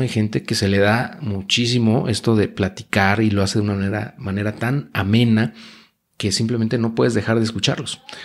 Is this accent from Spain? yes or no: no; Mexico; Luego nací en México